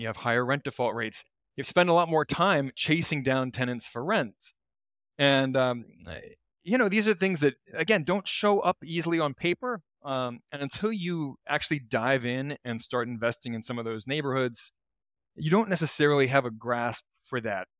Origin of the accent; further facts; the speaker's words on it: Baltimore, Maryland, United States; moved away; I'm from Baltimore originally.